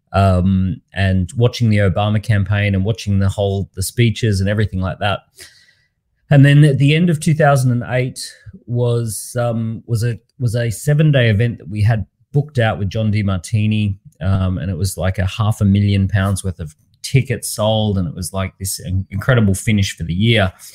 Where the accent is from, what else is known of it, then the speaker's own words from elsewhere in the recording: Australia; I grew up in Australia